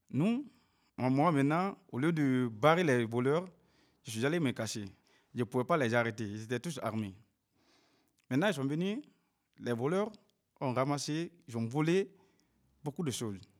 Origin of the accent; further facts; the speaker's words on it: Cameroon; Je viens du Cameroun.